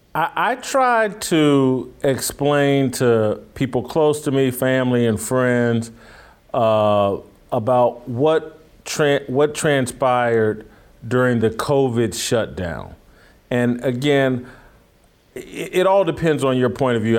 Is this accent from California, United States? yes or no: no; near Greenwood, Indiana, United States; in my hometown, my home state, uh, Greenwood, Indiana